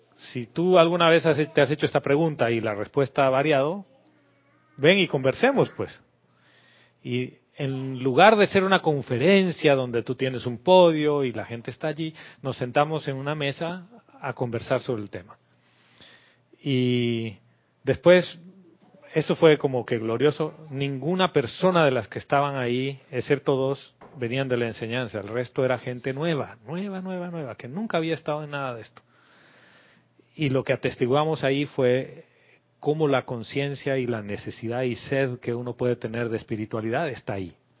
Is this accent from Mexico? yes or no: no; La Paz, Bolivia; moved away as an adult; now in Panama; Soy boliviano, nací en la ciudad de La Paz, muy lejos del mar